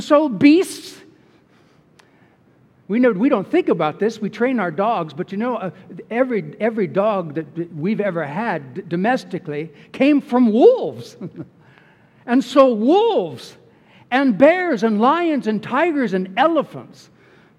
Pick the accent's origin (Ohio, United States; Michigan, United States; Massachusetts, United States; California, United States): California, United States; Bay Area; growing up in the Bay Area in California